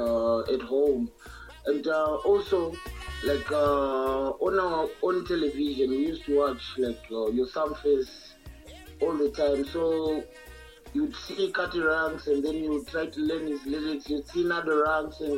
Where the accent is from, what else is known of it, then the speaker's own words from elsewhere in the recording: Zimbabwe; a genre in our country, which called Zim Dancehall, Zim Reggae